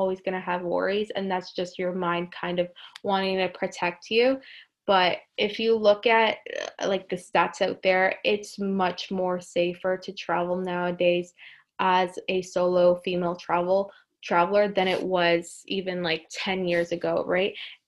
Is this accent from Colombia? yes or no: yes; Colombia; Greece, Portugal, and I would say my home country of Colombia.